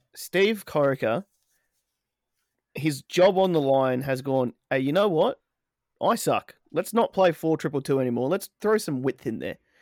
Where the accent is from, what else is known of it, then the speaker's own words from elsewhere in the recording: Australia; we are from Australia. The land down under